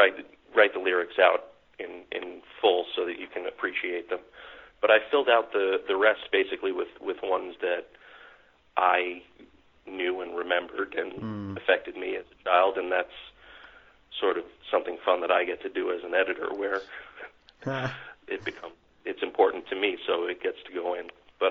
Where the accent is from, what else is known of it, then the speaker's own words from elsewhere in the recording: New York, United States; I grew up in New York